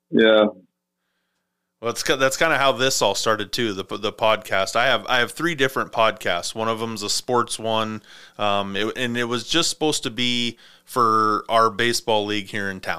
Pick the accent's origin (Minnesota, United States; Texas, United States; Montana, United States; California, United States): Montana, United States; my grandparents they they summer or not summer they wintered down in Mesa you know, we were